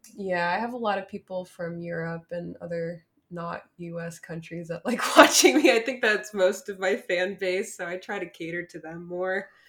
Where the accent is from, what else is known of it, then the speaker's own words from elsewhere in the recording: Newark, New Jersey, United States; I'm from around the Newark area